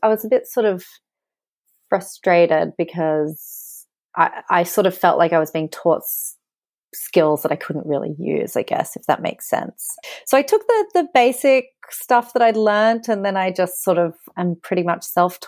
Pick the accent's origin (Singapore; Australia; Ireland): Australia; moved away as an adult; also born or lived in Sydney; now in London, United Kingdom; I am Australian and I'm actually here right now on a holiday. So yeah, I've been living in London for about 11 years.